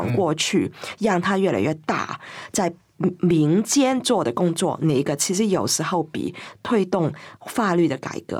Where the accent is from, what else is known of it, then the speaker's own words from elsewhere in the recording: Hong Kong; 我记得九七之前，基本上我们在我整个长大的过程里头，香港能不能独立这件事情，其实是在。私底下整天讲，可是一到公开，永远都不敢讲。